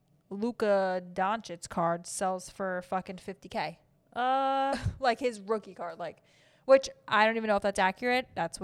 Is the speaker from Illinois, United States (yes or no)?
no; New York, United States; And I'm from New York.